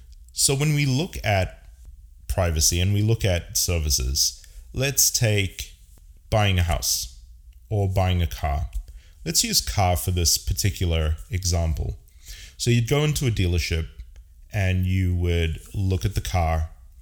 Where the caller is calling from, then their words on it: San Francisco, California, United States; I am casting from San Francisco, California.